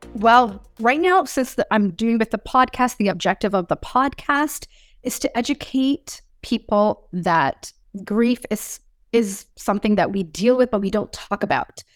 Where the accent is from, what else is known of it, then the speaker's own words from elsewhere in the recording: Springdale, Newfoundland and Labrador, Canada; I was born and raised, uh, on the east coast of Canada in province called Noveland